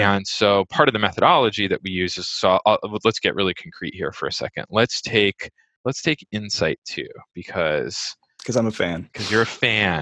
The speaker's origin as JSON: {"language": "English", "area": "Bay Area", "region": "California", "country": "United States", "tie": "born or raised there", "also_born_or_lived": "Brooklyn, New York", "moved": "as an adult", "lives_now": "New York, United States", "said": "I grew up in the Bay Area in oh, California."}